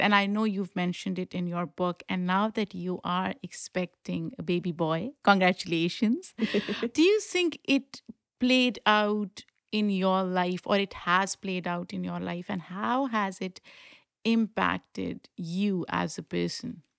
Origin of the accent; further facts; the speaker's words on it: Pakistan; moved away; I grew up in Pakistan